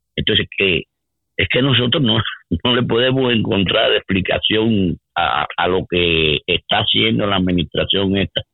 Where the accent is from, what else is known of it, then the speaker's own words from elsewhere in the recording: Cuba; now in United States; nosotros como cubanos